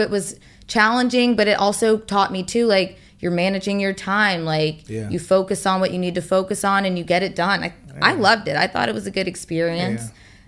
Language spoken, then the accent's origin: English; Atlanta, Georgia, United States; moved away; I'm from Atlanta.